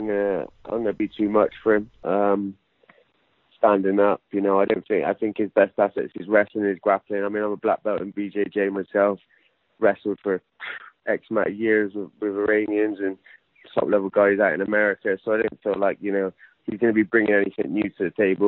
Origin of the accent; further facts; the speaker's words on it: Bristol, South West England, United Kingdom; back in my hometown in Bristol, obviously where I've done most of my, you know, career